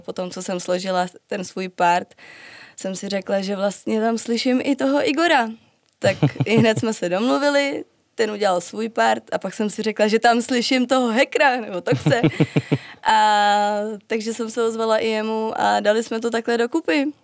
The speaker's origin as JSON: {"language": "Czech", "country": "Czechia", "said": "jsem Češka"}